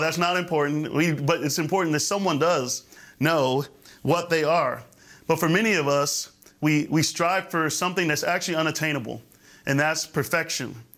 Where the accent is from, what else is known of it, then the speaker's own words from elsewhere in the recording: Florida, United States; I grew up in the Florida area